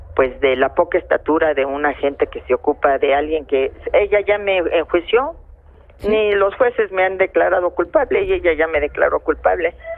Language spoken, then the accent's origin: Spanish; Mexico; como mexicana